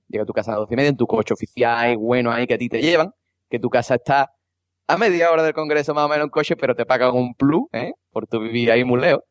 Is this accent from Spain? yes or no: yes; Cádiz, Andalusia, Spain; como buen andaluz y gaditano